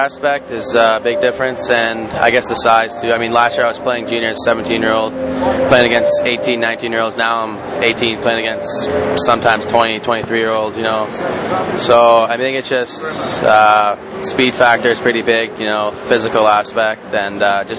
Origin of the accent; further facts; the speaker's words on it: Canada; I mean, I'm Canadian, but still, even being in that museum, seeing all those things was pretty crazy.